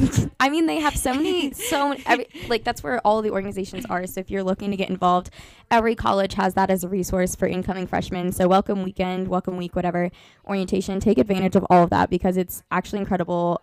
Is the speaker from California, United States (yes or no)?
no; Beavercreek, Ohio, United States; I'm from a smaller city near Dayton called Beaver Creek. Um, honestly, it was a pretty small town feel for me growing up because I grew up next to a cornfield. I was born and raised in the same house.